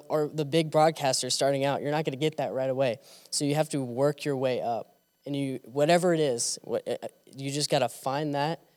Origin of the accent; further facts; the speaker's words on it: Kansas City, Missouri, United States; moved away as an adult; now in Jonesboro, United States; I'm from Kansas City, Missouri